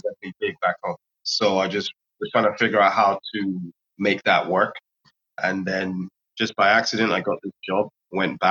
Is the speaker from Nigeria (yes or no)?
yes; Nigeria; also born or lived in London, United Kingdom; I'm from Nigeria. I would say I'm local to Abuja in Nigeria.